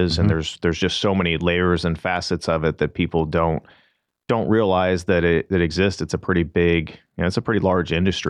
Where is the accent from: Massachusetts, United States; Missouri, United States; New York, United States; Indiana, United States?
Missouri, United States; St. Louis; I'm originally from the St. Louis area, Mizzou grad. So went to the University of Missouri, and my dad was a mechanic by trade.